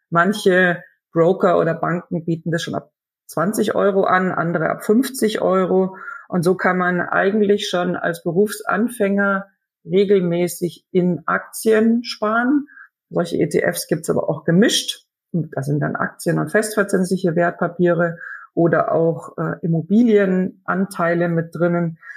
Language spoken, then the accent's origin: German; Germany; als Deutscher kann ich zum Beispiel schon viel in deutschen Zeitungen oder im Internet über deutsche Unternehmen äh, erfahren und ich verstehe es auch besser.